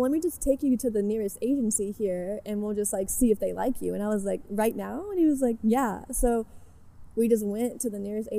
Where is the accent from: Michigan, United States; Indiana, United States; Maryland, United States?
Indiana, United States; Southern; moved away as an adult; now in Los Angeles, United States; I'm technically from Southern Indiana, but I'm like 15 minutes across the border of Kentucky